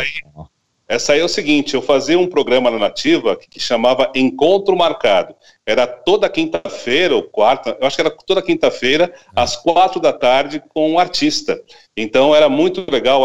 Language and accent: Portuguese; São Paulo, Brazil; now in São Gonçalo do Sapucaí, Brazil; Eu nasci em São, eu nasci em São Paulo, São Paulo. E, e, minha família toda é de São Paulo